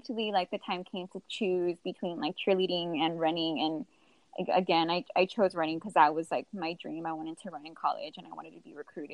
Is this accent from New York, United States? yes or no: no; McAllen, Texas, United States; also born or lived in Houston, Texas; I grew up in McAllen, Texas